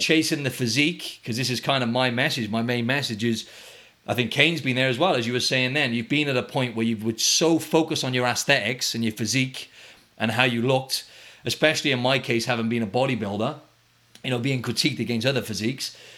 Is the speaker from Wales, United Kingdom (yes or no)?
yes; Wales, United Kingdom; now in Australia; We're both from Wales